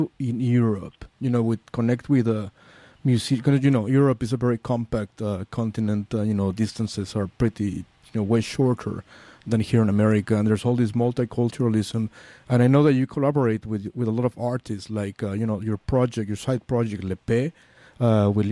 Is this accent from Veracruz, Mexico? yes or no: no; Mexico City, Mexico; I'm from Mexico City, so I know fascism